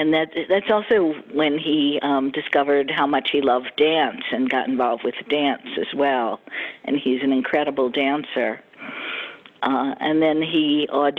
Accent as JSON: {"language": "English", "town": "Philadelphia", "region": "Pennsylvania", "country": "United States", "tie": "born or raised there", "also_born_or_lived": "New York", "moved": "as an adult", "lives_now": "Florida, United States", "said": "I grew up in Philadelphia"}